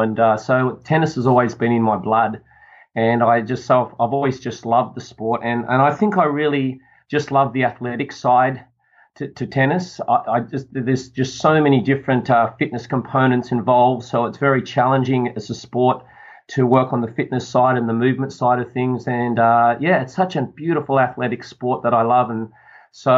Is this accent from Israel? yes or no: no; Sydney, New South Wales, Australia; I come from Sydney, which is a beautiful place for the world, Sydney, Australia. Which I love living here.